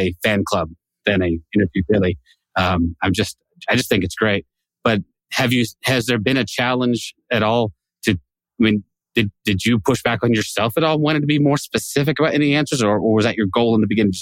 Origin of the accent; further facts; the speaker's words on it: California, United States; I'm from California. I represent my state